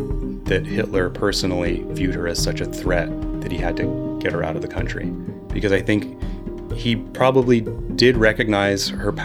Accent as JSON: {"language": "English", "town": "Barnard", "region": "Vermont", "country": "United States", "tie": "born or raised there", "said": "she's buried here in my hometown"}